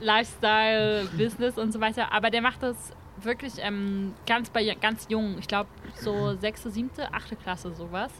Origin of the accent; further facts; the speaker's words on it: Brandenburg, Germany; also bei uns in Brandenburg hat es an den Lehrern gemangelt.